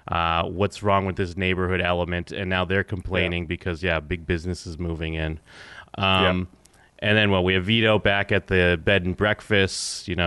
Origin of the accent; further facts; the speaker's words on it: Abington, Massachusetts, United States; I'm from Abington, Mass, next town over.